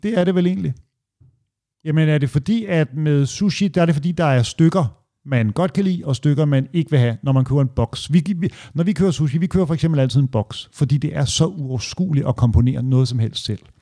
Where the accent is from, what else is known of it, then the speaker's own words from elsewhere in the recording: Hørsholm, Capital Region of Denmark, Denmark; der, hvor min mor bor i Ådalsparken, hvor jeg voksede op